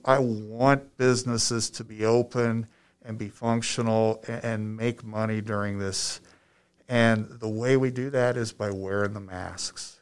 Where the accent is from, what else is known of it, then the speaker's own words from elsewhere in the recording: Ohio, United States; moved away as an adult; also born or lived in Penrose, Colorado; now in Limon, Colorado, United States; I'm from Ohio